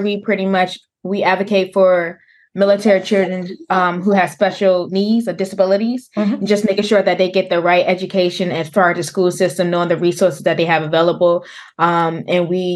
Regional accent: Virginia, United States; now in Hawaii, United States; Born and raised in Virginia

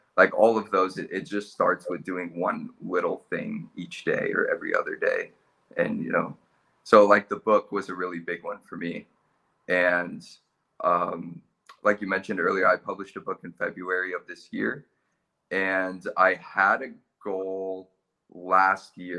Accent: California, United States; moved away as an adult; now in Australia; I was born in California

